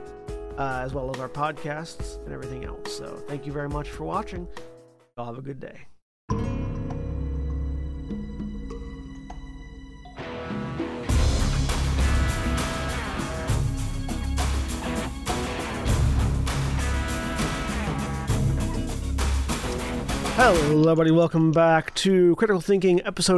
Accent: the South, United States; I'm from the South

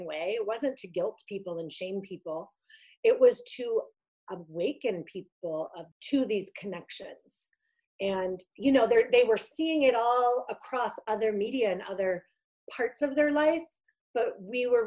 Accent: outside of Boston, Massachusetts, United States; also born or lived in Italy; I had grown up in a working class family outside of Boston

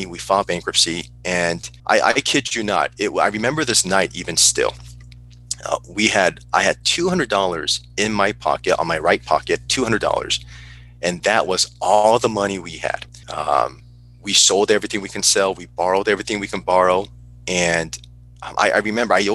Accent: Burbank, California, United States; also born or lived in South Korea; I grew up in Burbank, California

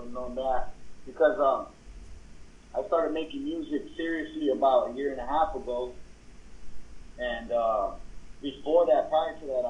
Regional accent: West Coast, United States; You know, we're from the West Coast, so

